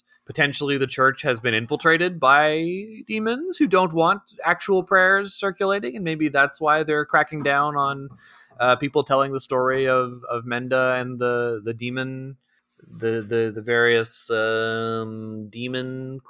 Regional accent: Brooklyn, New York, United States; I'm actually from Brooklyn, but I went to simple country law school.

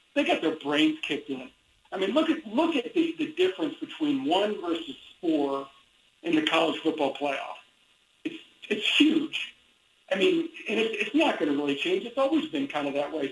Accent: Indiana, United States; now in Dallas Fort Worth, United States; I grew up in Indiana

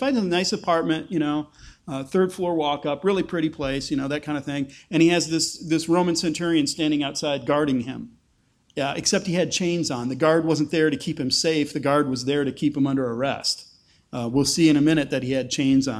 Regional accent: Taylor, Michigan, United States; moved away as an adult; also born or lived in Chicago northern suburbs (Grayslake); now in Lancaster, United States; I grew up downriver from Detroit in a suburb called Taylor. But if I tell people I grew up in Taylor, Michigan, they give you the blank stare

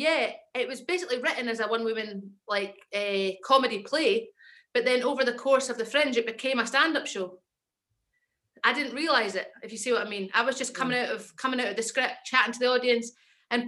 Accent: Edinburgh, Scotland, United Kingdom; accent: Scottish; moved away as an adult; also born or lived in London / Kent / Ayrshire / Stevenston; I'm from Edinburgh and I grew up there and then I moved to London for like 7 years

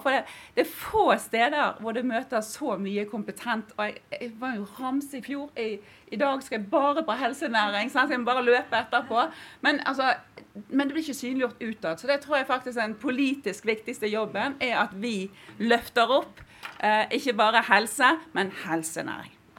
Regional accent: Western Norway, Norway; jeg kommer fra Vestlandet

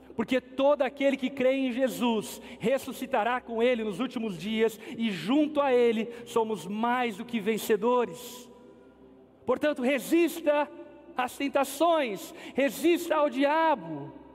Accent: Brazil; nossa como brasileiros

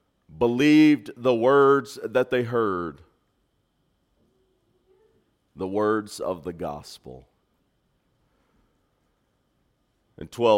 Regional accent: Texas, United States; I'm from Texas. I'm Texan by birth

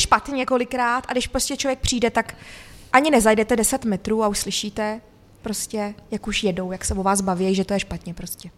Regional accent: Humpolec, Vysočina Region, Czechia; also born or lived in Austria; Já jsem přímo z Humpolce

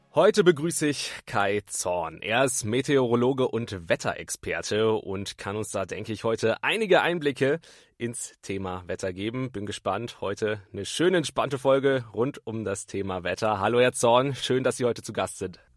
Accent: Bremen, Germany; moved away; ich komme ursprünglich aus Bremen

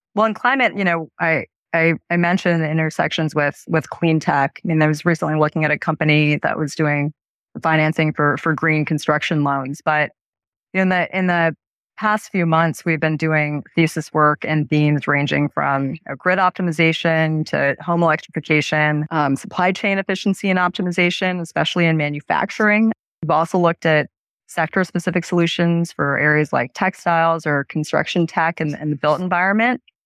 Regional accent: Erie, Pennsylvania, United States; also born or lived in Sri Lanka; my, my family and I emigrated from Sri Lanka at the start of that country civil war, and I grew up in Erie, Pennsylvania

